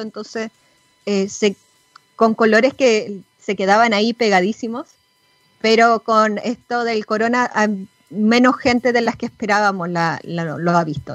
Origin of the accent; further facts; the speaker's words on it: Chile; moved away; nosotros como chilenas en el extranjero no podemos votar